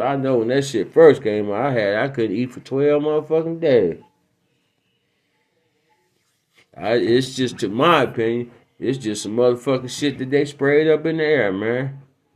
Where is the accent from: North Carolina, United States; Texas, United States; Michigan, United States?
Michigan, United States; Detroit; my hometown, Detroit